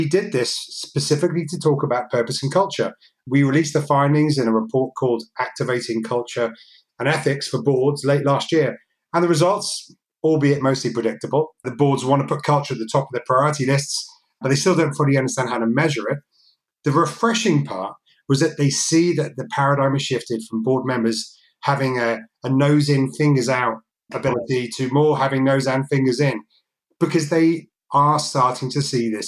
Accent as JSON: {"language": "English", "country": "United States", "also_born_or_lived": "Wales", "said": "I'm American, I'm also Welsh"}